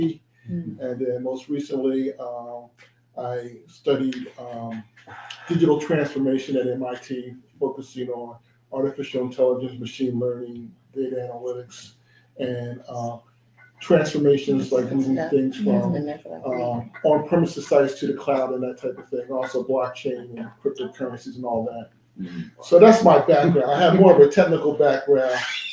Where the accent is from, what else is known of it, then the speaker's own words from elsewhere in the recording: Philadelphia, Pennsylvania, United States; also born or lived in Maryland; now in Philadelphia, United States; I was born here in Philadelphia, right up the street at Temple University.